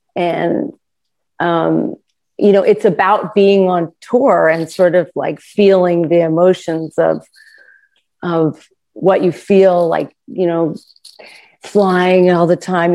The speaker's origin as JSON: {"language": "English", "region": "New York", "country": "United States", "tie": "born or raised there", "said": "I also grew up in New York"}